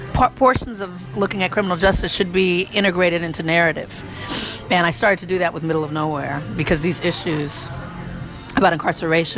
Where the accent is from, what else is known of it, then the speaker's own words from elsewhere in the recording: Compton, California, United States; growing up in Compton